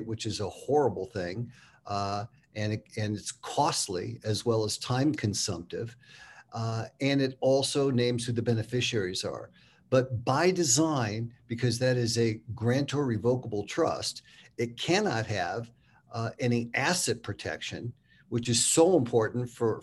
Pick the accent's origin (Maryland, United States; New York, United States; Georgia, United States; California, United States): California, United States; San Francisco; moved away as an adult; now in Park City, United States; I'm a fifth generation San Franciscan, born and raised there, went to high school and junior high, elementary school